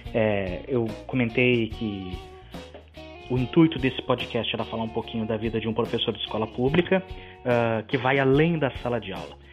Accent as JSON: {"language": "Portuguese", "region": "Rio Grande do Sul", "country": "Brazil", "said": "eu sou do Rio Grande do Sul, dei aula no Rio Grande do Sul"}